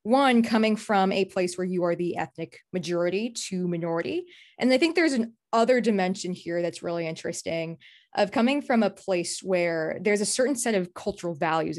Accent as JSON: {"language": "English", "country": "United States", "tie": "born or raised there", "also_born_or_lived": "Singapore", "said": "I grew up in the US and then I went to a place where I'd say it's like a melting pot of cultures, right?"}